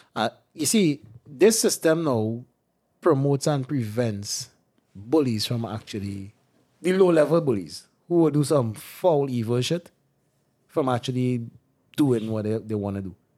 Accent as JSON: {"language": "English", "country": "Trinidad & Tobago"}